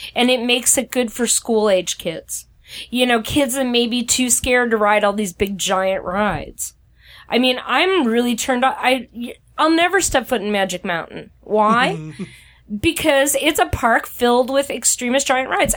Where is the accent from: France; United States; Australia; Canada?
United States; Midwest